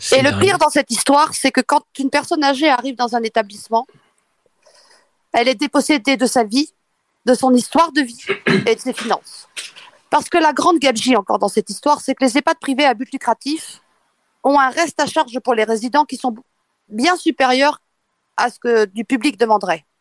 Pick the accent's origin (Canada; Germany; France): France; eastern France; je suis de l'Est. on sait très bien l'histoire que nous avons eue dans l'est de la France